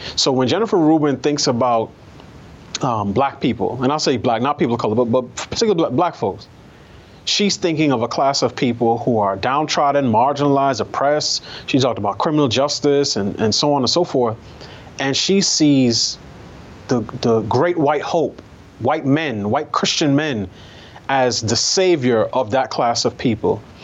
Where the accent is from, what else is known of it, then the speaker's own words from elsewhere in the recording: New York, United States; I grew up in New York.